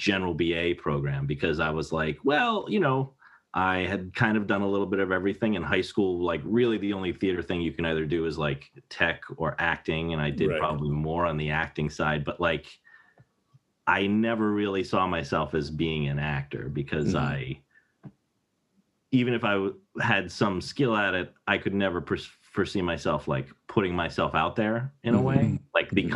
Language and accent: English; Lancaster, Pennsylvania, United States; also born or lived in Buffalo, New York / New Hampshire; we moved to Pennsylvania to a little area called Lancaster, which is Amish country